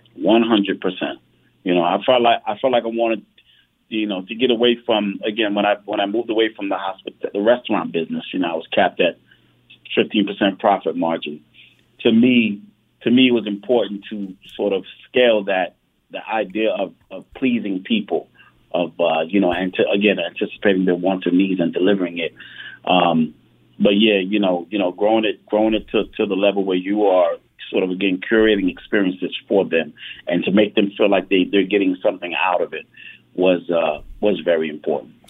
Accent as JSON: {"language": "English", "region": "New York", "country": "United States", "tie": "born or raised there", "also_born_or_lived": "New Jersey", "said": "I was born in New York, but uh, went to school, went to Rutgers University in New Jersey"}